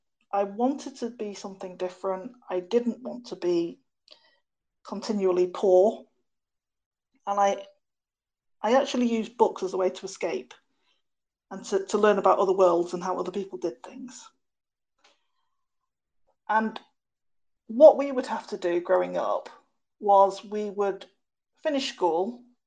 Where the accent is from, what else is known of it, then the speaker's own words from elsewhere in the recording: United Kingdom; born there; And I guess, being a British-born Chinese person, what I always found as I was growing up was that I was really the only Chinese family in my school, in the neighbourhood